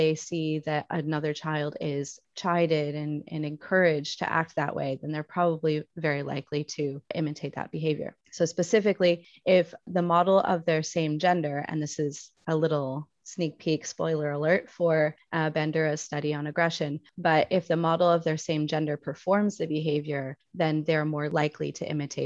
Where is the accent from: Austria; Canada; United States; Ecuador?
United States; now in Spain; I am your resident American teaching in Spain